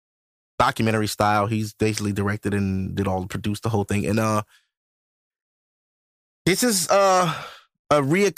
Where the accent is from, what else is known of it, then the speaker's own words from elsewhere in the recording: Ohio, United States; first of all, I'm from Ohio. The Cincinnati Bengals just lost the Super Bowl.